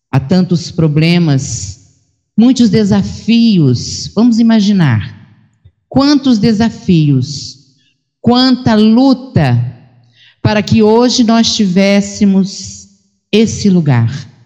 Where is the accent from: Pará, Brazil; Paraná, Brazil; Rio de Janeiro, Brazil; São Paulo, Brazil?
Rio de Janeiro, Brazil; Três Rios; em Três Rios, que nesse período de pandemia é a segunda vez que eu venho nesses dois anos e meio à minha terra, porque nós ficamos realmente ilhados aonde estávamos.